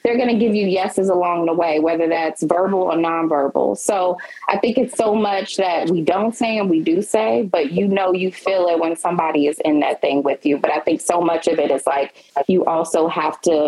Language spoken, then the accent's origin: English; Mississippi, United States; I'm from Mississippi